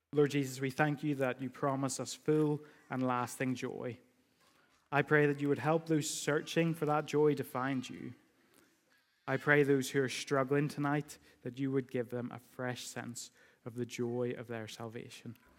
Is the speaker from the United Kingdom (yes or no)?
yes; United Kingdom; we do that as British people